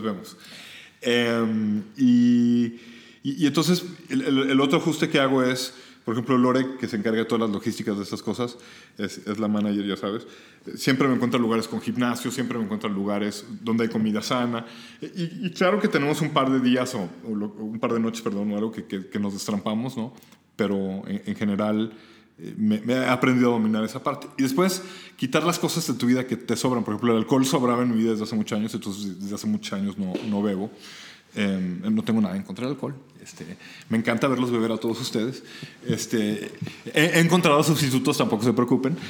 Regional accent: Mexico; México me vio nacer

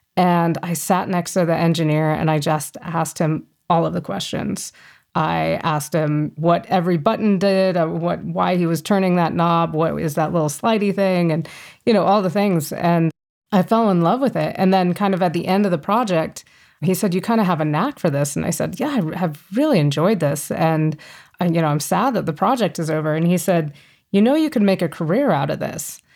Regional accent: Fort Collins, Colorado, United States; also born or lived in Boulder, Colorado; I grew up here in Colorado, in Fort Collins, about an hour north of Denver.

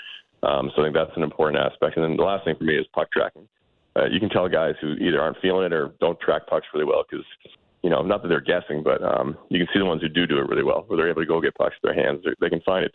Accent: Boston, Massachusetts, United States; I'm from Boston

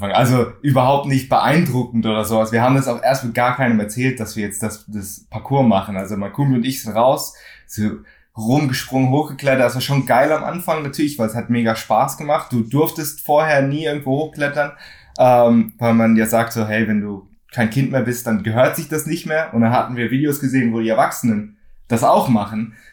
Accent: Frankfurt, Hesse, Germany; Also ich bin äh, aus Frankfurt in Deutschland, bin auch hier aufgewachsen, bin zweisprachig aufgewachsen, meinem Dad Englisch, meiner Mom äh, Deutsch

